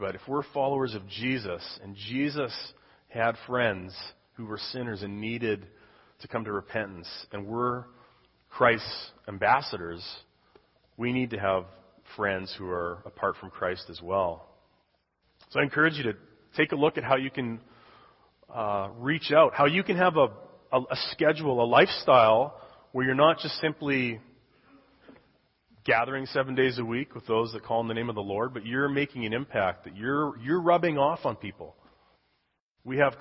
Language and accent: English; Canada; moved away as an adult; I was born and raised in Canada